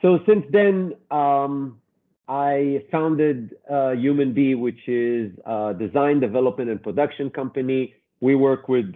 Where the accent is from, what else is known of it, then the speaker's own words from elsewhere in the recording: Israel; moved away as an adult; now in New York, United States; I'm originally from Israel, studied fashion design, and then in 25 years ago came to New York